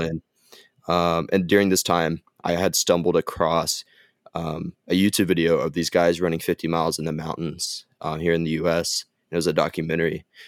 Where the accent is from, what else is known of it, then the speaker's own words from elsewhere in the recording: Gainesville, Texas, United States; also born or lived in Southern Arkansas University, Arkansas; I grew up and lived in Gainesville, Texas my whole life